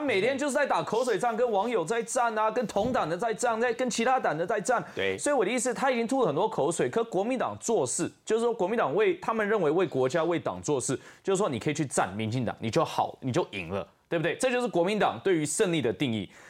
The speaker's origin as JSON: {"language": "Chinese", "country": "Taiwan", "said": "我们台湾人本身作为一个世界公民的一个义务"}